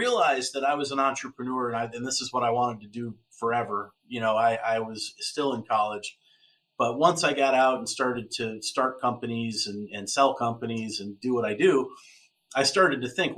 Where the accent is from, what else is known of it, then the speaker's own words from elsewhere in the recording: Westfield, New York, United States; I grew up in Western New York, south of Buffalo, right on Lake Erie, a little town called Westfield